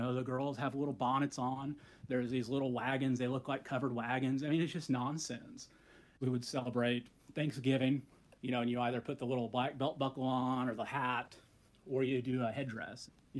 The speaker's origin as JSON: {"language": "English", "region": "Oklahoma", "country": "United States", "tie": "born or raised there", "said": "I'm a member of the Pawnee tribe, and I also am Ponca and Kiowa. You know, growing up in Oklahoma"}